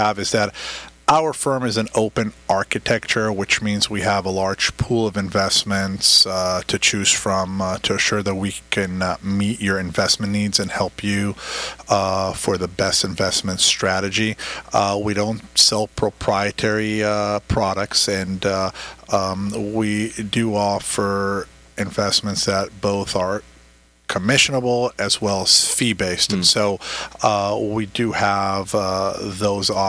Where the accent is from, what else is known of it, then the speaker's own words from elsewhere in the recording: Israel; moved away as an adult; now in Orange County, United States; originally I was born and raised in Israel.